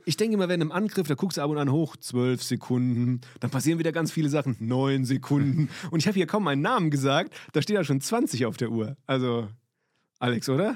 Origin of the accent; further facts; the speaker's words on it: Limburg, Hesse, Germany; moved away as an adult; also born or lived in Rhineland-Palatinate; bin ich in Limburg.